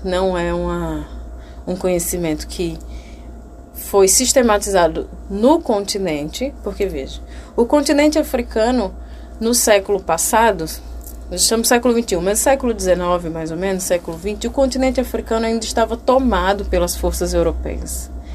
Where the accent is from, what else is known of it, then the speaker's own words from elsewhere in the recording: Brazil; also born or lived in Alagoas; nós nascemos no Brasil